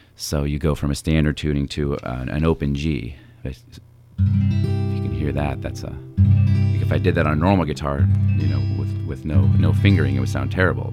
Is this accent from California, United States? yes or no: yes; Napa, California, United States; also born or lived in San Francisco; We grew up together here in Napa